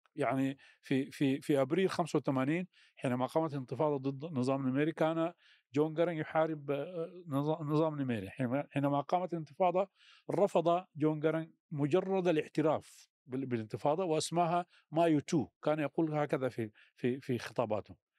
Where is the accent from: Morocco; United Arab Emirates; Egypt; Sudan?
Sudan; في الشمال آه، الشرقي عندنا في السودان